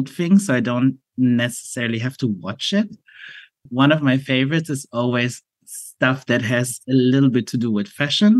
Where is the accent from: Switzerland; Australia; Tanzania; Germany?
Germany; as a Asian person growing up in Germany